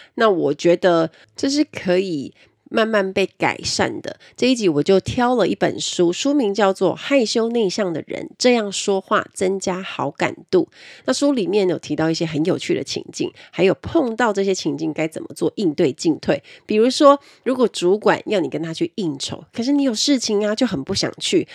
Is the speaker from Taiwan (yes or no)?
yes; Kaohsiung, Taiwan; 我们是高雄人